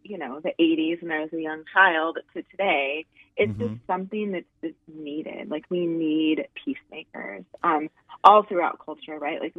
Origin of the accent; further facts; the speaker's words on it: Louisville, Kentucky, United States; Okay, I am originally from Louisville, Kentucky.